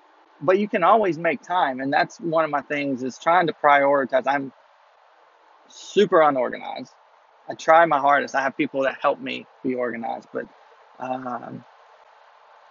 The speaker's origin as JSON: {"language": "English", "town": "Mobile", "region": "Alabama", "country": "United States", "said": "I'm from Mobile, Alabama."}